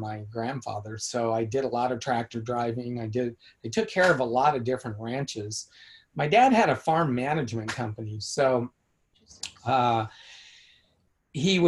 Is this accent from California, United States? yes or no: yes; Escalon, California, United States; growing up in the San Joaquin Valley, outside of Modesto, in a little town called Escalon, I grew up on 70 acres.